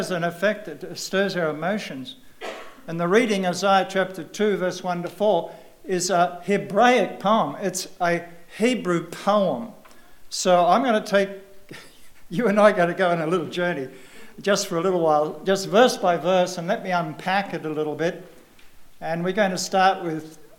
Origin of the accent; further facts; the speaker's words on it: Australia; moved away as an adult; I don't come from around here. I come from Australia, if you have not guessed.